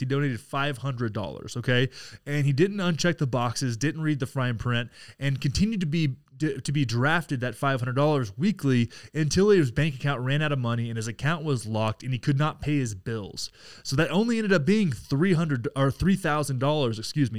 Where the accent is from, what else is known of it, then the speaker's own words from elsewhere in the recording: Texas, United States; proud of my home state here